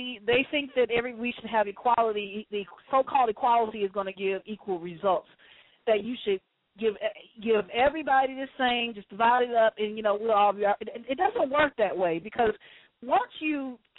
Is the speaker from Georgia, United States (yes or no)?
yes; Atlanta, Georgia, United States; I was born and raised in Atlanta, and I grew up in a middle-class family